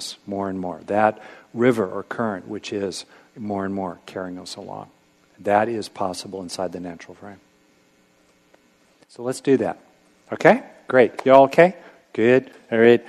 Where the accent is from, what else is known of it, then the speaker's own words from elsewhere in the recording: California, United States; I grew up in California